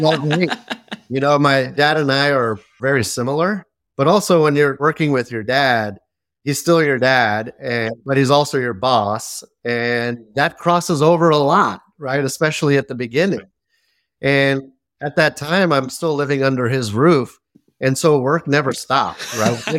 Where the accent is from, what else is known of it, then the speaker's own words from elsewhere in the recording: Belmont, California, United States; also born or lived in San Mateo, California; I was born here in the Bay Area. San Mateo, California, born and raised in Belmont, which is a small city right next to it